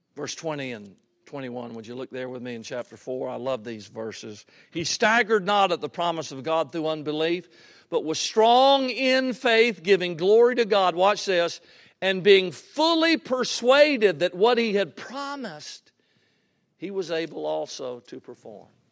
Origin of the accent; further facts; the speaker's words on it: Georgia, United States; Cleveland, Georgia, my home state